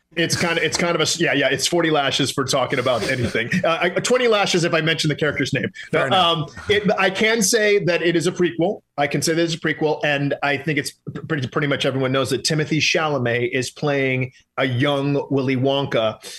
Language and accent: English; Detroit, Michigan, United States; I am from Detroit